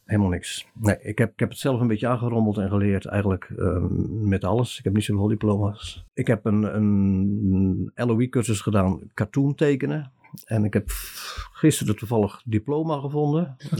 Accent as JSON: {"language": "Dutch", "town": "Klaaswaal", "region": "South Holland", "country": "Netherlands", "tie": "born or raised there", "said": "Ik ben er eentje van Kees en van Teuna. Dus, eh, uit Klaaswaal"}